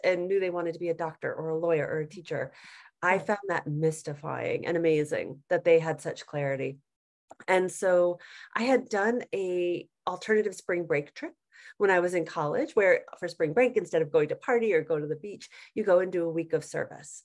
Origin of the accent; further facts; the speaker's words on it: Atlanta, Georgia, United States; moved away as an adult; also born or lived in Denver, Colorado; I had grown up in Georgia. So I grew up in Atlanta